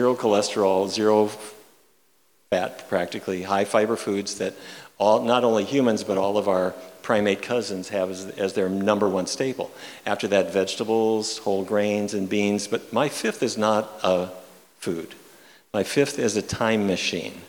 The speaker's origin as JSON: {"language": "English", "town": "Fargo", "region": "North Dakota", "country": "United States", "tie": "born or raised there", "said": "I grew up in Fargo, North Dakota"}